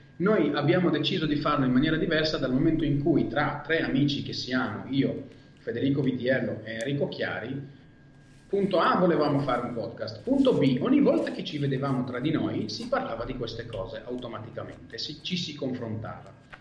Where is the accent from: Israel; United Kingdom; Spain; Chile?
Israel; first language Hebrew; Italian is a second language; moved away as an adult; now in Italy; Io sono nato e cresciuto in Israele